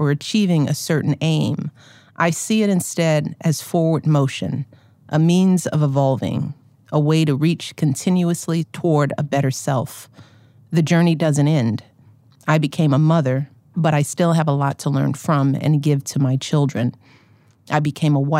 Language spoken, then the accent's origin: English; Chicago, Illinois, United States; as a Chicagoan